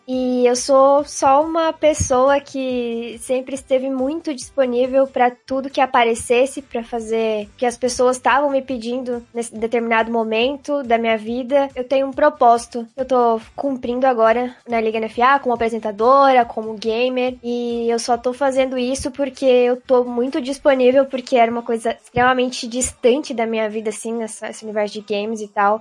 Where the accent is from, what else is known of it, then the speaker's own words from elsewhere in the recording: Barra Velha, Santa Catarina, Brazil; also born or lived in Joinville; Eu nasci em Joinville, mas a gente morou sempre em Barra Velha, do ladinho